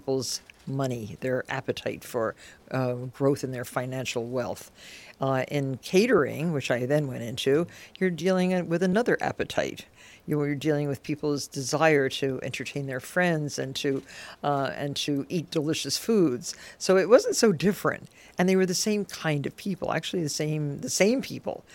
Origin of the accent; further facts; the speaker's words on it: Nutley, New Jersey, United States; growing up in a totally different environment than I grew up in, a little town in Nutley, New Jersey